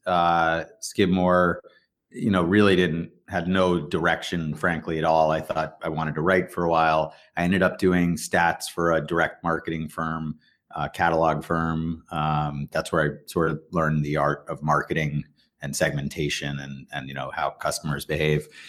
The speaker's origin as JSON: {"language": "English", "town": "Weston", "region": "Massachusetts", "country": "United States", "tie": "born or raised there", "said": "grew up in Weston, so just outside the city here"}